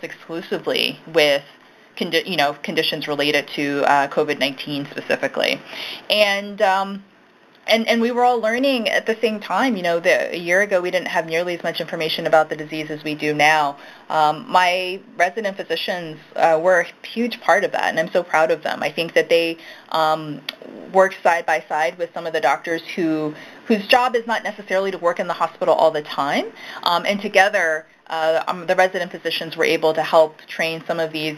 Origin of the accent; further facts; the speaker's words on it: Baltimore, Maryland, United States; I definitely am from Baltimore. Grew up mostly on the west side, so I've lived in Irvington